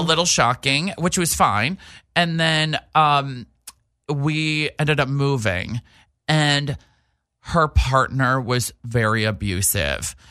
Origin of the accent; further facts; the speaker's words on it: New Hampshire, United States; accent: East Coast; moved away; also born or lived in New York City; big time East Coast. I'm from New Hampshire